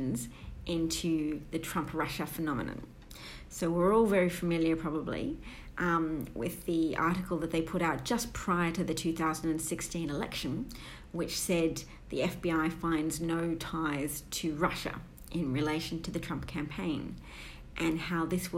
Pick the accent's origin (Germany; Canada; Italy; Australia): Australia; I'm an Australian